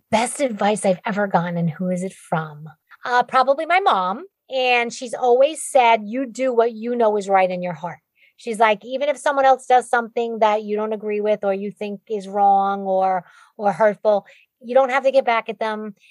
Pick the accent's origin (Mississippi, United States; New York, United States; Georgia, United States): New York, United States; accent: Bronx; my Bronx accent